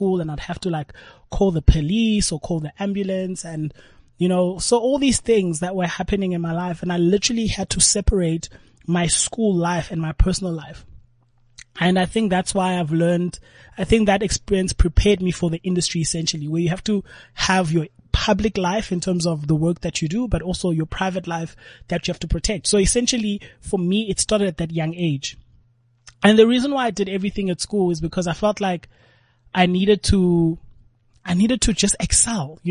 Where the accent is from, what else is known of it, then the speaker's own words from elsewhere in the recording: South Africa; as a South African